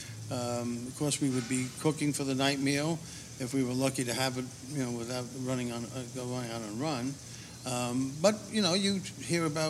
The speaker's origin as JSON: {"language": "English", "town": "New York City", "region": "New York", "country": "United States", "tie": "born or raised there", "said": "I was brought up in Queens"}